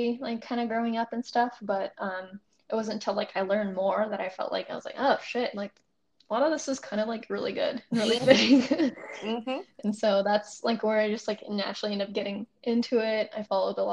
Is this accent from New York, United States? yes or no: no; California, United States; also born or lived in Maryland; I just grew up in California